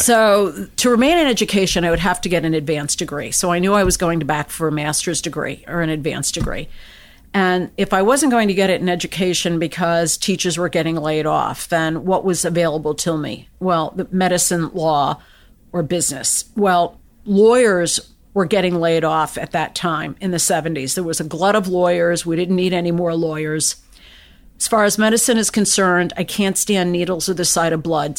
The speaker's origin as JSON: {"language": "English", "country": "United States", "tie": "born or raised there", "said": "I was born and raised in the United States."}